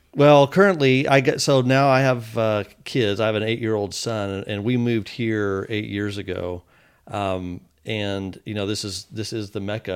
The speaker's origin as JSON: {"language": "English", "town": "Fort Worth", "region": "Texas", "country": "United States", "tie": "born or raised there", "said": "I grew up in Texas, in, in Fort Worth"}